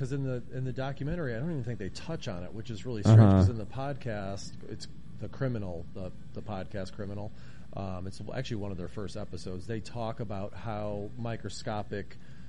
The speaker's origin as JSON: {"language": "English", "town": "Syracuse", "region": "New York", "country": "United States", "tie": "born or raised there", "moved": "yes", "lives_now": "Portland, United States", "said": "I grew up in Syracuse, so Central New York."}